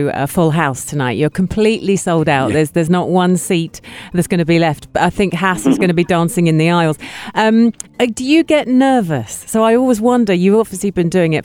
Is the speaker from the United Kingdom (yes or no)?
yes; England, United Kingdom; now in United Arab Emirates; I'm English